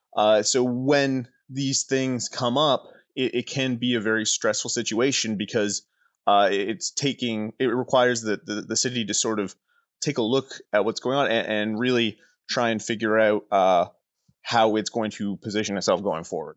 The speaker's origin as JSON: {"language": "English", "town": "Oshawa", "region": "Ontario", "country": "Canada", "tie": "born or raised there", "said": "I was born in Oshawa. I grew up in Oshawa."}